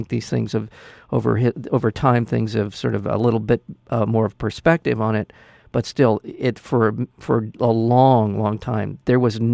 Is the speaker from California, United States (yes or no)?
yes; Newport Beach, California, United States; my hometown. It'll be at the Port Theater in Corona Del Mar.